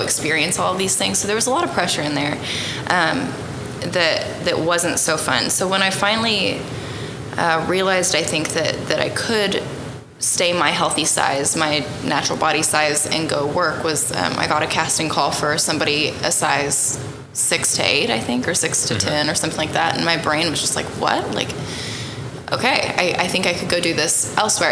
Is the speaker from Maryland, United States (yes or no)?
no; Snyder, Oklahoma, United States; now in Tonkawa, United States; I grew up in Snyder, Oklahoma